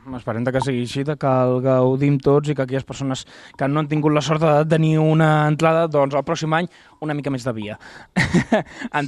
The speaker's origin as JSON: {"language": "Catalan", "area": "near Reus", "region": "Catalonia", "country": "Spain", "said": "jo soc del Forja, em pilla bastant a prop de Reus"}